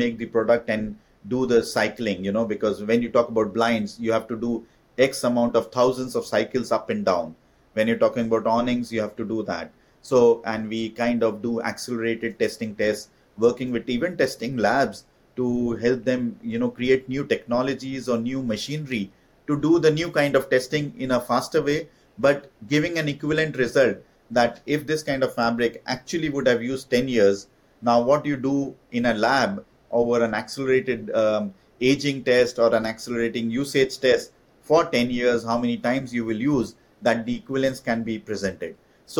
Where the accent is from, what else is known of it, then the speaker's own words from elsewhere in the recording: India; moved away as an adult; when I moved from India to do my MBA in France